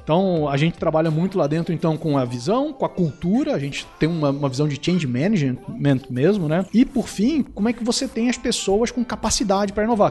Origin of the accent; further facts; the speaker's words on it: Rio de Janeiro, Brazil; Sou do Rio, eu falo totó